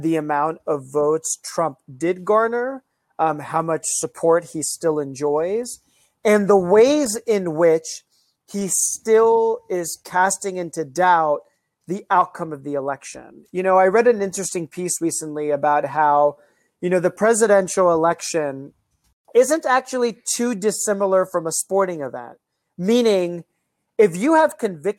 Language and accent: English; United States; I was born in the United States. I went to public high school. I went to public elementary school